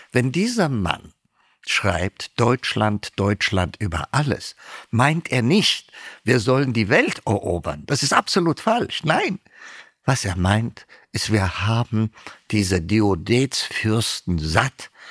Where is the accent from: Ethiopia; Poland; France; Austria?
Ethiopia; moved away as an adult; also born or lived in Tübingen, Germany; now in Germany; ich bin Äthiopier